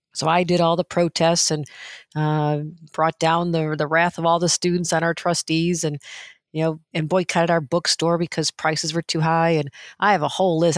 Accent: New York, United States; also born or lived in Washington, D.C.; I still go visit the diners and stay connected with people in my hometown, kind of a gritty steel town that was, you know, left for dead after Bethlehem Steel pulled up

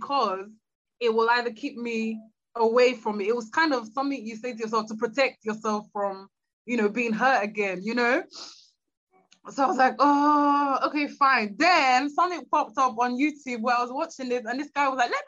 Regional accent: Nigeria; moved away; to move back to Nigeria. I'm Nigerian

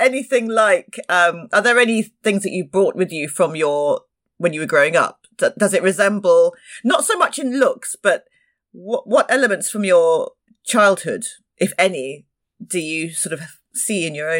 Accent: London, United Kingdom; moved away; I didn't grow up in the Caribbean. I was born in London and I grew up in London, but my parents are from the Caribbean.

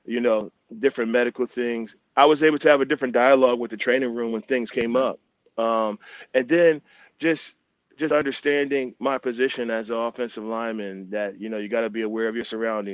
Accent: Philadelphia, Pennsylvania, United States; growing up in Eagles country and being an Eagles fan growing up

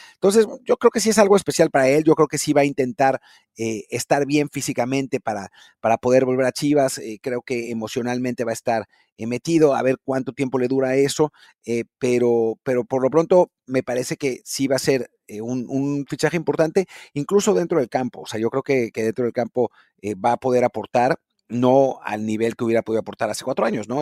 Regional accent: Mexico; nuestro problema como mexicanos

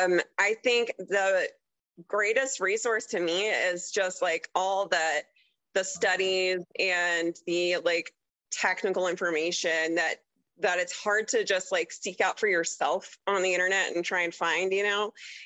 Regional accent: Tulsa, Oklahoma, United States; No, so I mostly grew up in Oklahoma, like Tulsa area. But like I said, my dad was in the Army, so I moved around a lot. Like, I literally went to 13 different schools as a kid.

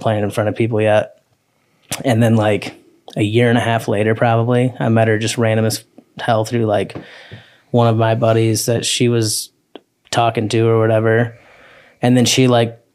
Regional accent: Parma, Michigan, United States; moved away as an adult; now in Nashville, United States; Parma, technically, it's a little town outside of Jackson

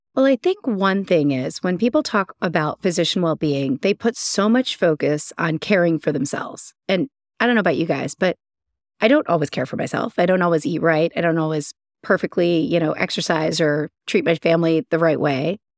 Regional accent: Columbus, Ohio, United States; moved away as an adult; also born or lived in Cleveland, Ohio / St. Louis, Missouri / Orlando, Florida / Utah; now in Chicago, United States; I'm from Ohio. I'm an Ohioan. I grew up in Columbus.

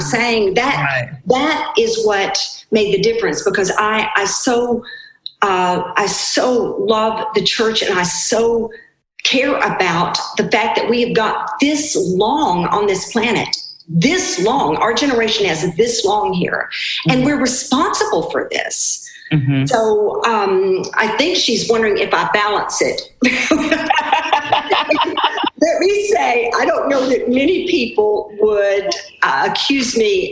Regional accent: Arkansas, United States; I was raised in Arkansas in the 60s

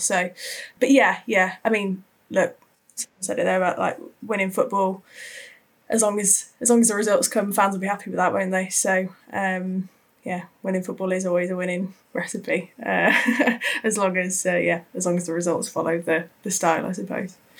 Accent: Wiltshire, South West England, United Kingdom; moved away; I'm from Wiltshire originally

